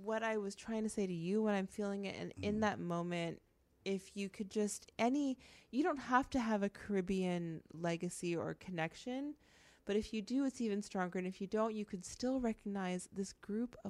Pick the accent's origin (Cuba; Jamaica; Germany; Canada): Canada; And then we were raised in Canada.